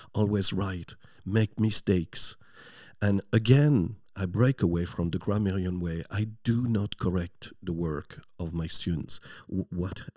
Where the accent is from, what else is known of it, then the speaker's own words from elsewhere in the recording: near Lille, Flanders, Hauts-de-France, France; English is a second language; moved away as an adult; now in Ireland; I'm from a small town, uh, just close to Lille.